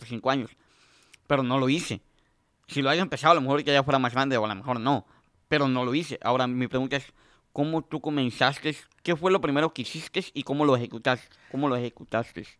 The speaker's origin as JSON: {"language": "Spanish", "country": "Mexico", "moved": "yes", "lives_now": "United States", "said": "yo soy de México"}